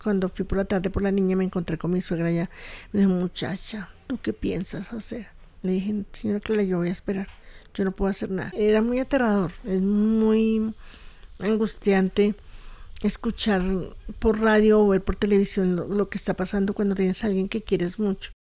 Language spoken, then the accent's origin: Spanish; Colombia; como somos los colombianos